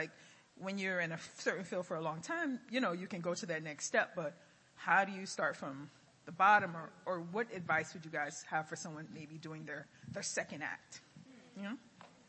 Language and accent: English; Miami, Florida, United States; Hello, I'm visiting from Miami.